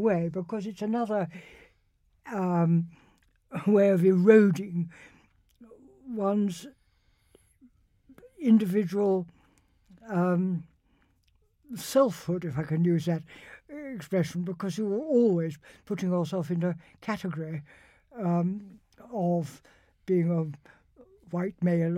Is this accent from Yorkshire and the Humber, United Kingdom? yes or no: no; Winchester, South East England, United Kingdom; I was brought up in Winchester